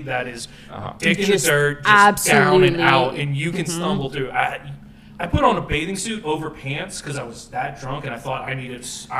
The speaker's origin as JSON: {"language": "English", "town": "Key West", "region": "Florida", "country": "United States", "tie": "born or raised there", "said": "growing up in Key West, you just do that. Like, I was 8 years old down at Fantasy Fest. It's just a way of life down there."}